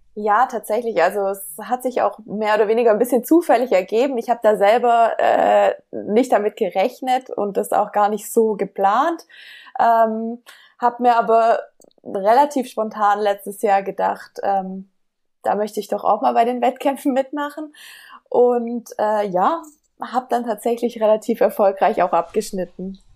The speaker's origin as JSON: {"language": "German", "town": "Ludwigsburg", "region": "Baden-Württemberg", "country": "Germany", "said": "ich komme aus Ludwigsburg"}